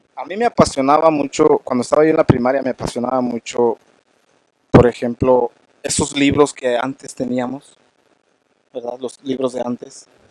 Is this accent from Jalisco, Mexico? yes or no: no; Michoacán, Mexico; now in Denver, United States; soy eh, de Michoacán, México. Venimos de una cultura eh, purépecha